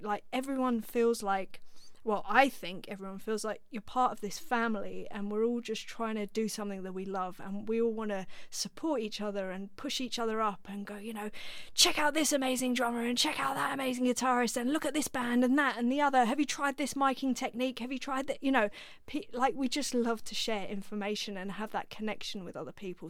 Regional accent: London, United Kingdom; I grew up in North London, so I was around musicians

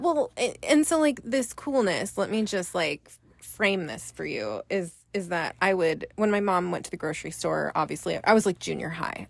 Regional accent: Bay Area, Northern California, United States; I am from Northern California, the Bay Area, born and raised there.

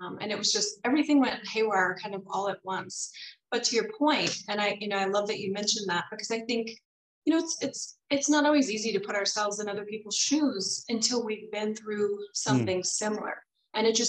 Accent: Virginia, United States; also born or lived in North Carolina; I grew up in Virginia. I was actually born in North Carolina, grew up in Virginia, in near DC for half of the time.

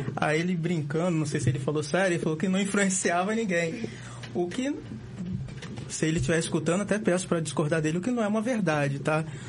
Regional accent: Campos dos Goytacazes, Rio de Janeiro, Brazil; durante os meus 16 anos morando no Parque Aurora

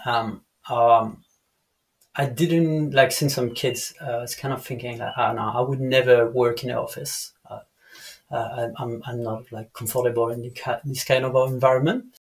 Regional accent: Dijon, Bourgogne-Franche-Comté, France; English is a second language; moved away as an adult; also born or lived in the Alps / Bali; I'm from Dijon

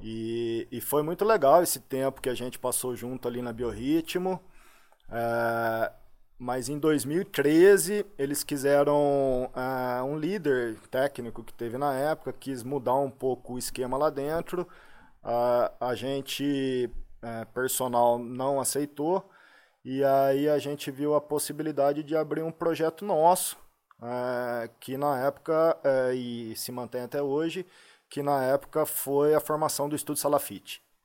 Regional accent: Limeira, São Paulo, Brazil; also born or lived in Poços de Caldas / Muzambinho; Morei ali até um ano de idade. Né? Depois de um ano de idade, eu mudei com a minha família aqui para Santa Terezinha. É, na rua, rua Santa, Santa Terezinha, Terezinha, aqui em Limeira

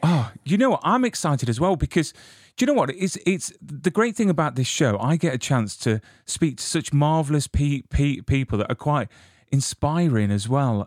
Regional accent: United Kingdom; I'm from the UK

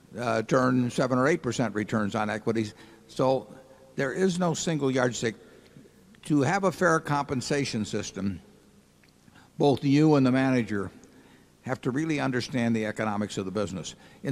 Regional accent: Omaha, Nebraska, United States; And I guess they thought because I was from Omaha that, you know, one time and they'd be rid of me.

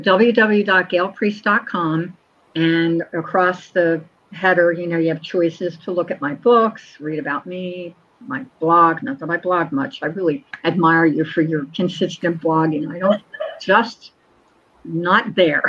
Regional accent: Collingswood, New Jersey, United States; my hometown where I grew up

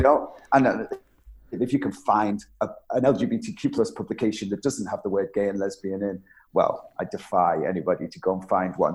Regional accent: Isle of Man; I was born on the Isle of Man

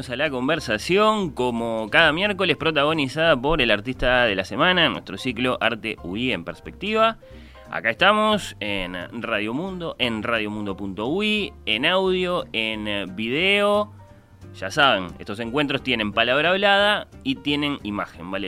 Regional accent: Argentina; also born or lived in Uruguay; argentino parcialmente radicado en Uruguay.

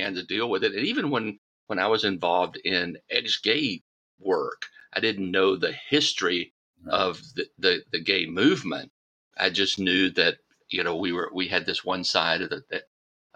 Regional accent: Deep South, United States; I was raised in the Deep South

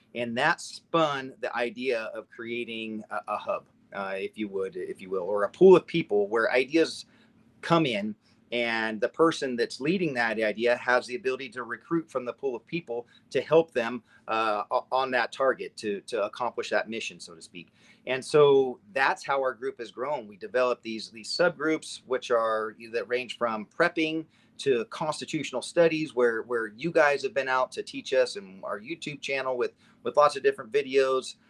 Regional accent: Nevada, United States; now in Redmond, United States; I grew up in Nevada. I had moved to Oregon

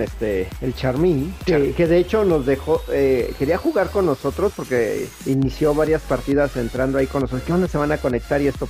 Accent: Mexico; somos de México

